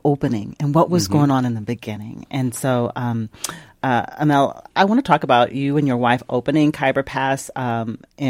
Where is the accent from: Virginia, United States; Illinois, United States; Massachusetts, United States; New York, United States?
Virginia, United States; Southern; moved away; I grew up in Southern Virginia on a farm